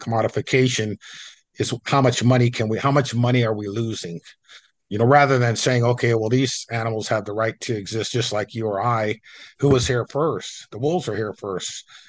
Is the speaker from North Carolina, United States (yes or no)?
no; Coeur d'Alene, Idaho, United States; I grew up in Coeur d'Alene